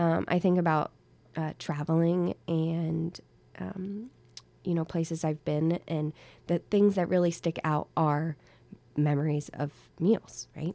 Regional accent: Virginia, United States; moved away as an adult; now in Hillsdale, United States; I'm not from here. I'm originally from Virginia

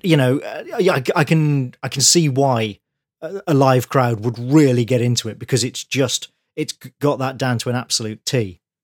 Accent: Birmingham, West Midlands, United Kingdom; from my hometown

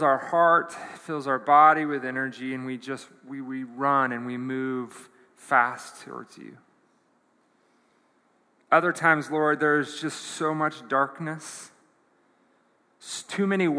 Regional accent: United States; as an American

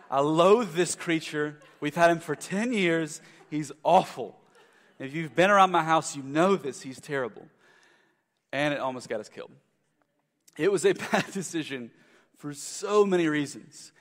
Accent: South Carolina, United States; moved away as an adult; also born or lived in Louisville, Kentucky; I'm from South Carolina

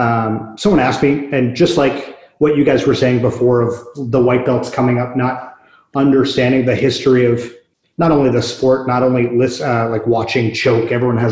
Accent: Portland, Maine, United States; moved away; also born or lived in Boston; I am from Portland, Maine, originally.

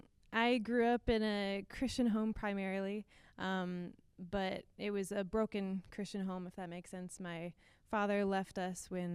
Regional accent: Minnesota, United States; I grew up in Minnesota

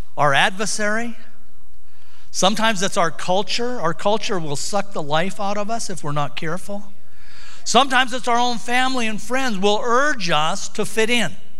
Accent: Sunburst, Montana, United States; also born or lived in Missoula, Montana; We grew up in Sunburst.

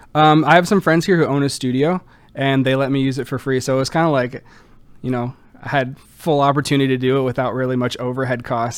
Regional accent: Orlando, Florida, United States; moved away as an adult; now in Kenosha, United States; Born and raised in Orlando, Florida

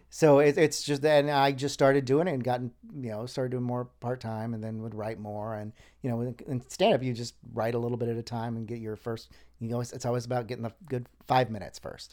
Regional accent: New Smyrna Beach, Florida, United States; also born or lived in Panama City, Florida / Orlando, Florida; I grew up mostly in the Daytona New Smyrna Beach area

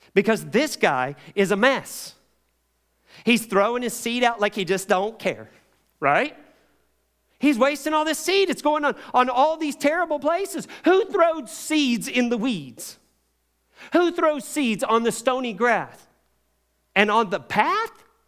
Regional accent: Kentucky, United States; as a child, I grew up in Kentucky, tobacco country

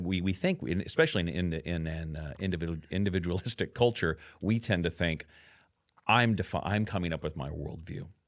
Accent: Camas, Washington, United States; when I was a kid growing up in Camas. Washougal area

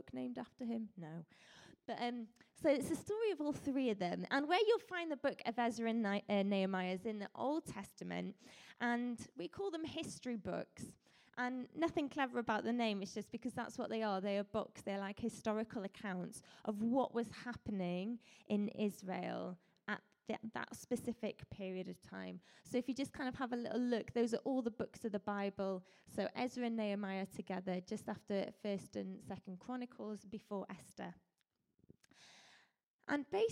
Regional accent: Colwyn Bay, Wales, United Kingdom; also born or lived in Leicester; I grew up in Colwyn Bay.

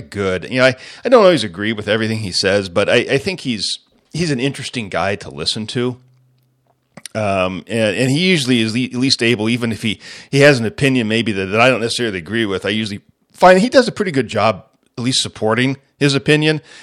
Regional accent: United States; as the American people

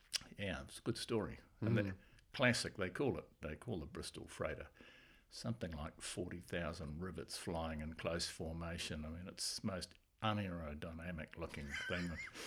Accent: Blenheim, Marlborough, New Zealand; born there; also born or lived in Singapore / Auckland; Well, the old boy was in the Air Force. That's why I was born in Blenheim.

